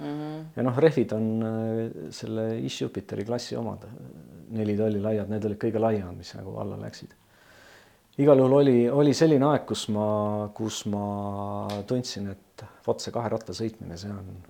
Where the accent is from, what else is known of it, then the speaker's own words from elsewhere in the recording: Tallinn, Harju County, Estonia; teine minu kodukant on siis Pelgulinn, et äh, elasin mm enamuse oma ajast ma elasin äh, Pelgulinnas